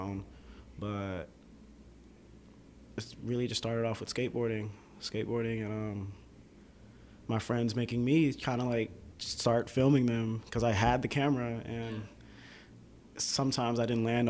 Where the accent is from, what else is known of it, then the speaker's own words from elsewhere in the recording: Atlanta, Georgia, United States; also born or lived in Boston, Massachusetts; I was born in Boston, yeah, Massachusetts, and I moved to Atlanta around, like, I honestly don't remember the year, but I was in fourth grade